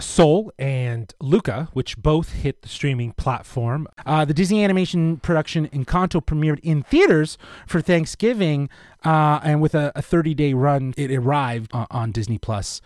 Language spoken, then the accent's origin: English; Toronto, Ontario, Canada; we're from Toronto